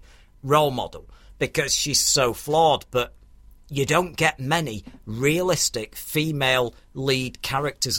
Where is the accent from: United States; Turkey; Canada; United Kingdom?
United Kingdom; I'm very proud about being a Brit